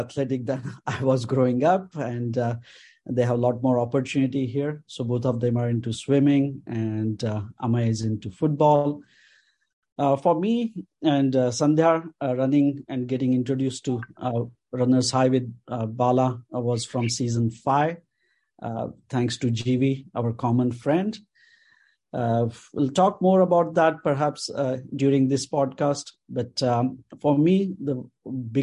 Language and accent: English; Mumbai, Maharashtra, India; moved away as an adult; I grew up in Ville Parle area.